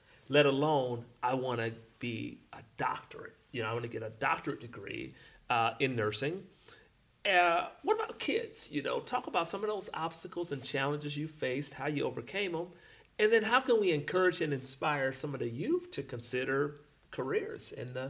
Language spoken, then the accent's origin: English; Detroit, Michigan, United States; I grew up not too far from you on the Northwest side, so I thoroughly get that West Side Detroit